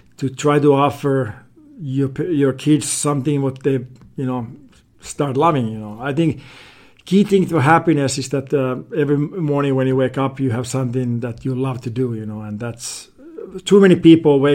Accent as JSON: {"language": "English", "country": "Finland", "tie": "born or raised there", "moved": "as an adult", "lives_now": "Laguna Beach, United States", "said": "growing up in Finland, you know, hockey is by far the biggest"}